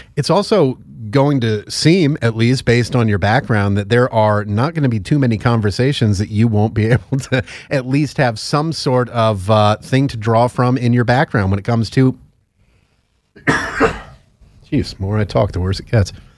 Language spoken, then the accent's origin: English; Northeast, United States; I'm from the Northeast